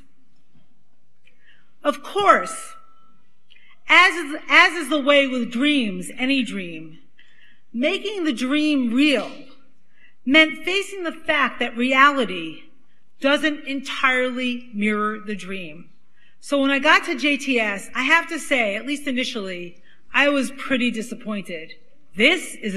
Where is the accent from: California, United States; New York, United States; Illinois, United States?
New York, United States; New York City; accent: Brooklyn; now you can really hear I'm from Brooklyn